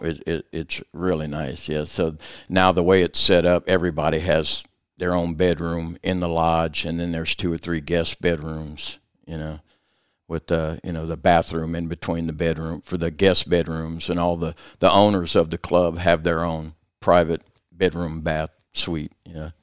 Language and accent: English; South Louisiana, United States; growing up in South Louisiana